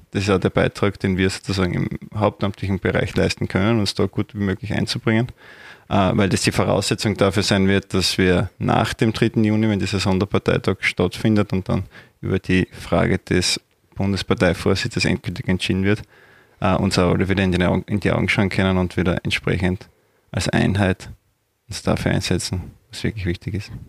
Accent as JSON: {"language": "German", "town": "Judenburg", "region": "Styria", "country": "Austria", "tie": "born or raised there", "moved": "as an adult", "lives_now": "Graz, Austria", "said": "bin in der Obersteiermark, genauer gesagt in Junburg aufgewachsen"}